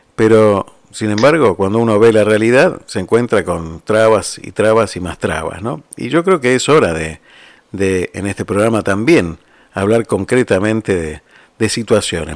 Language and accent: Spanish; Argentina; moved away; uno no deja de ser argentino ¿eh? por, por irse de un país. Uno sigue siendo argentino y lleva la patria donde se vaya